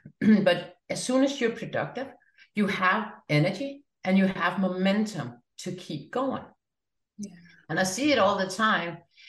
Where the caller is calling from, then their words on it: Denmark; I'm joining you from Denmark.